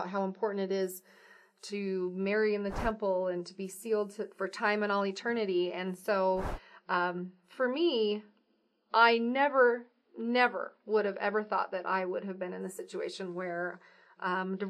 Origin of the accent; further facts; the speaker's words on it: Pendleton, Oregon, United States; moved away as an adult; also born or lived in Provo, Utah / Cumberland, Maryland; I am originally from Oregon. I grew up in Oregon and Eastern Oregon